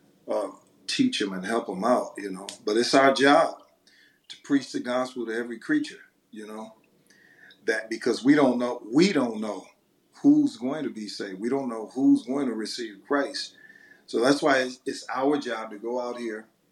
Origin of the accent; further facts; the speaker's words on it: Detroit, Michigan, United States; I'm from Detroit, Michigan